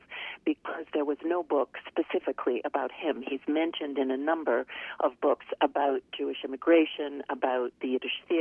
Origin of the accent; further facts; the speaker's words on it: Canada; I grew up in Canada, but every summer we would visit New York